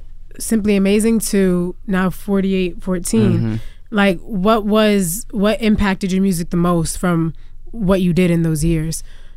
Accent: Connecticut, United States; now in Chicago, United States; I'm not even yeah. from here, but I'm from Connecticut.

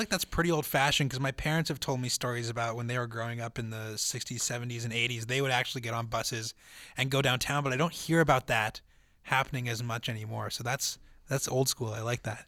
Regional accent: Winnipeg, Manitoba, Canada; born and raised in Winnipeg my whole life

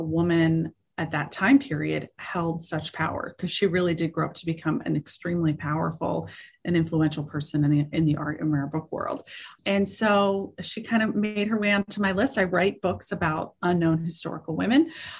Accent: Pittsburgh, Pennsylvania, United States; moved away; I grew up in Pittsburgh, where I've returned to now.

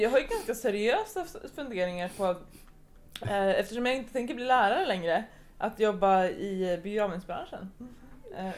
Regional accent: Sweden; jag är från Sverige, jag är 16 år, jag är student

